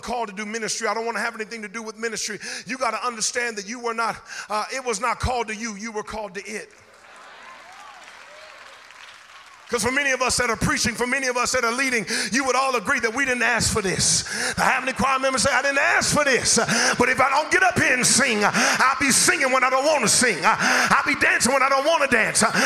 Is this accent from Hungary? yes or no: no; Inglewood, California, United States; I'm from Inglewood